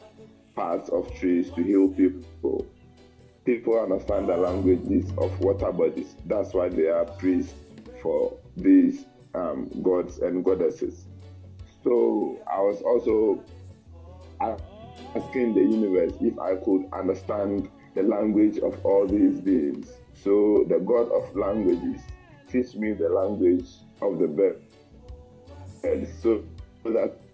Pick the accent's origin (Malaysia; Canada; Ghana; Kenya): Ghana; where I come from, as an Akan, the family, we have families